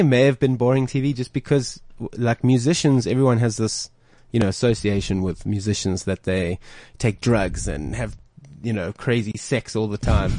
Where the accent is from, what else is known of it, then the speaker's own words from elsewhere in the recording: South Africa; we're South African